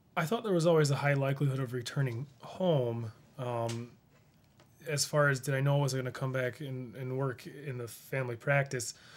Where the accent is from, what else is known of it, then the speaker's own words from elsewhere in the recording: Rushville, United States; I grew up in Rushville. I, I went to the school there